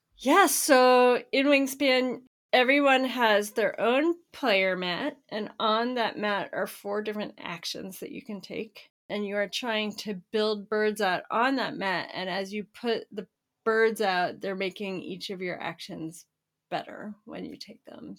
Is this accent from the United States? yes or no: yes; Florida, United States; I grew up in Florida